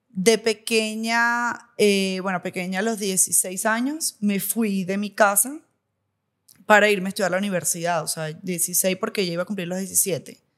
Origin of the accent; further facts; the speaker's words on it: Venezuela; also born or lived in Maracaibo; Además que nací en Maracaibo, a mí me cuesta decir de dónde soy de Venezuela porque es que he vivido en cuatro ciudades, o sea, viví en cuatro ciudades de Venezuela, entonces, ah, soy de allá.